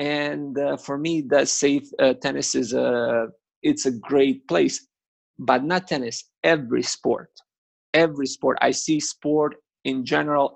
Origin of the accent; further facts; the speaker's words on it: Kaštela, Split-Dalmatia County, Croatia; I'm from Kaštela.